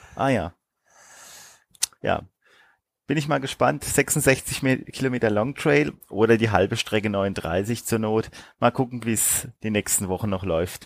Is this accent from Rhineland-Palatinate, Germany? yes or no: yes; Rhineland-Palatinate, Germany; Da sagt man bei uns in der Pfalz Weiher dazu